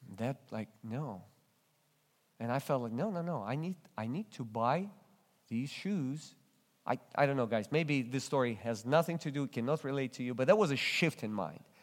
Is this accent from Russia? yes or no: yes; Russia; English is a second language; moved away as an adult; in church in Russia, when I barely spoke any English